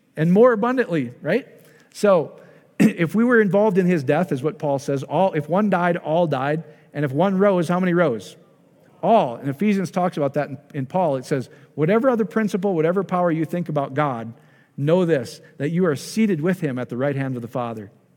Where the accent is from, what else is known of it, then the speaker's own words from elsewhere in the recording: Iowa, United States; I'm from Iowa